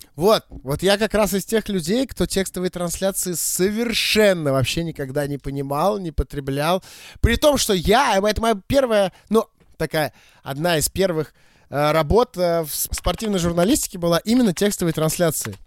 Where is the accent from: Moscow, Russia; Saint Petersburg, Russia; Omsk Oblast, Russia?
Saint Petersburg, Russia; я всё-таки родился и вырос в Питере